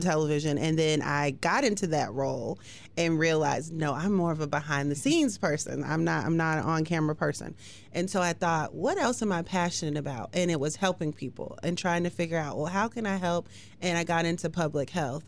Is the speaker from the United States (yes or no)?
yes; West Coast, United States; also born or lived in North Carolina; now in Hampton Roads, Virginia, United States; I'm from the West Coast, but moved to the East Coast